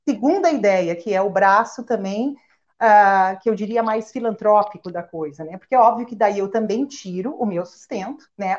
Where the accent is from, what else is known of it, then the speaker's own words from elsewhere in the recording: Rio Grande do Sul, Brazil; moved away as an adult; also born or lived in São Paulo; now in Porto Alegre, Brazil; Eu sou gaúcha